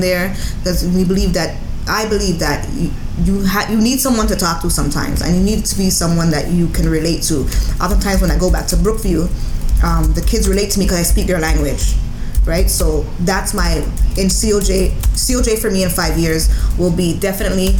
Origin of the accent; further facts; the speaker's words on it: Toronto, Ontario, Canada; we're from the Jane